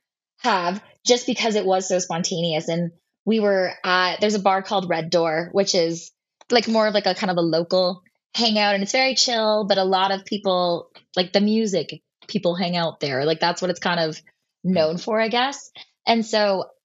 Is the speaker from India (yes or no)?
no; Oakville, Ontario, Canada; I'm from Oakville